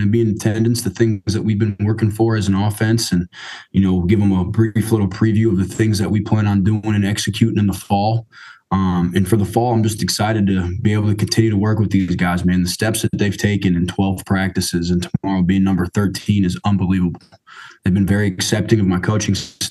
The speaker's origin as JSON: {"language": "English", "region": "Michigan", "country": "United States", "moved": "yes", "lives_now": "Madison, United States", "said": "I am from Michigan"}